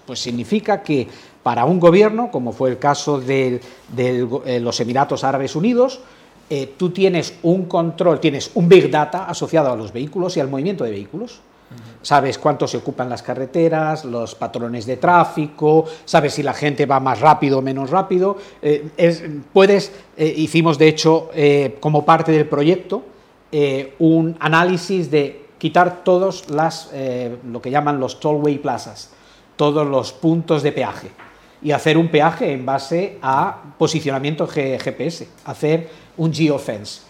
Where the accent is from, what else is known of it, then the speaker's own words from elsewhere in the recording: Spain; soy profundamente español